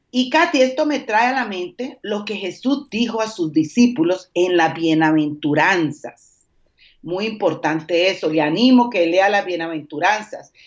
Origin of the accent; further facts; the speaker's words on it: Colombia; moved away as an adult; also born or lived in Dominican Republic; now in Mexico City, Mexico; soy colombiana